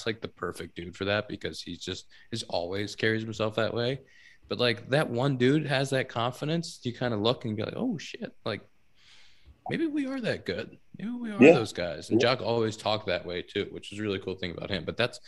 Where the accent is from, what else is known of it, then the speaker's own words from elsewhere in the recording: Pittsburgh, Pennsylvania, United States; We've played plenty of golf in my hometown. We've played enough golf in my hometown